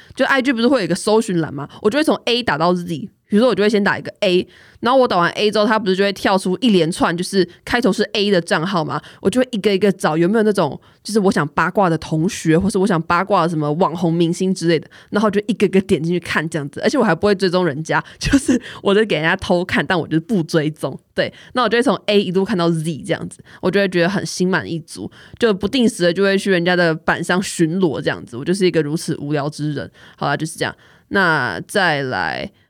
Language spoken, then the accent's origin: Chinese; Kaohsiung, Taiwan; 我就是说哦，我是高雄人这样